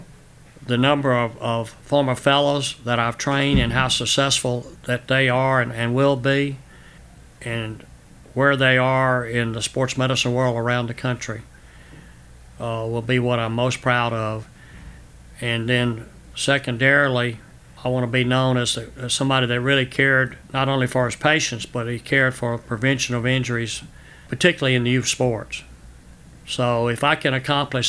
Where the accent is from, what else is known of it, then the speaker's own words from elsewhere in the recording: Homer, Louisiana, United States; also born or lived in New Orleans, Louisiana; I grew up on the farm, and then when I moved to Homer, Louisiana, we lived on the outskirts of town